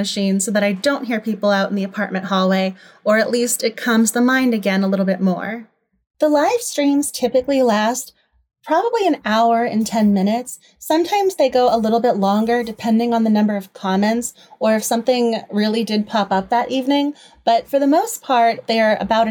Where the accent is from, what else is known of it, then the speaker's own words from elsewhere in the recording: Massachusetts, United States; moved away as an adult; now in Washington, DC, United States; I'm originally from Massachusetts. I've been living in DC for a long time now